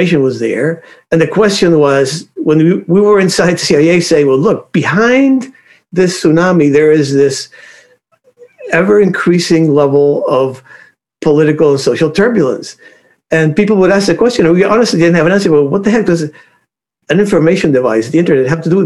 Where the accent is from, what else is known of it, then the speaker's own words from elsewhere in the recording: Cuba; moved away; If you want my way back origins, I was born in Cuba